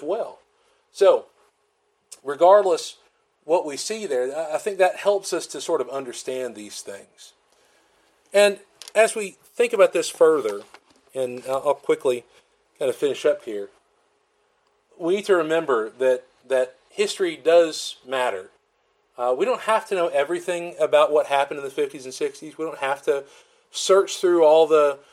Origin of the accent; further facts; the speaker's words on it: Florence, Alabama, United States; now in Columbus, MS, United States; I call it my hometown, but in Florence